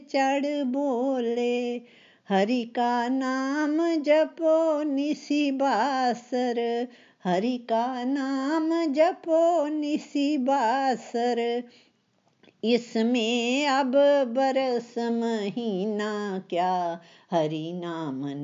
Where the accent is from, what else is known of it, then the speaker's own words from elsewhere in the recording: Pathankot, Punjab, India; पठानकोट से हूँ मैं रिटायर्ड लेक्चरर हूँ